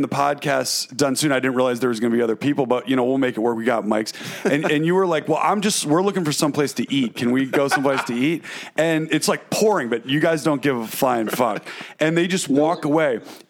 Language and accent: English; Watertown, United States; Our house, we grew up in Watertown, but it was like it was like parts of it were like that house